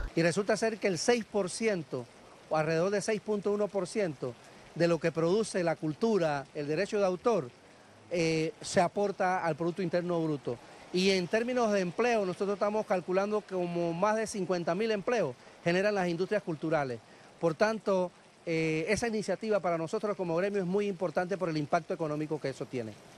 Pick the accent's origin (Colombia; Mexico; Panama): Panama; nosotros como panameños